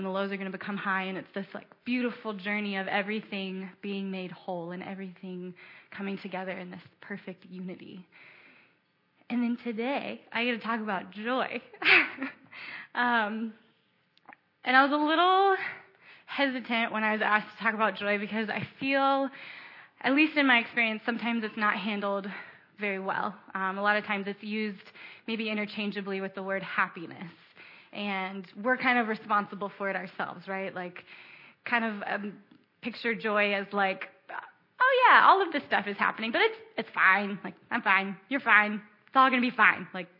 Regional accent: Baltimore, Maryland, United States; also born or lived in Ohio; So I grew up in Baltimore. I'm from southern Baltimore County. I was born in Ohio, but I grew up in Baltimore. Moved here when I was 4, so I don't really remember much of Ohio. And Blake and I have lived in the city for 7 years

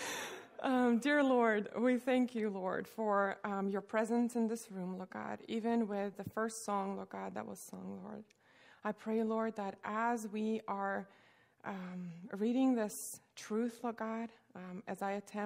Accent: Russia; now in United States; I grew up in Russia

